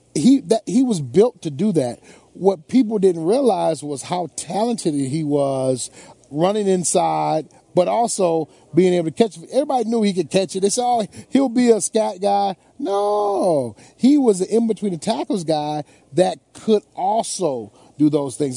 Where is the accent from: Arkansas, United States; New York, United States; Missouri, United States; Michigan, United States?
Michigan, United States; Detroit; my hometown